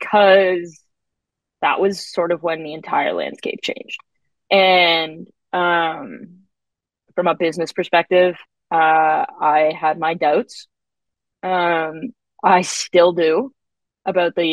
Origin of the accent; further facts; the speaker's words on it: Canada; I'm Canadian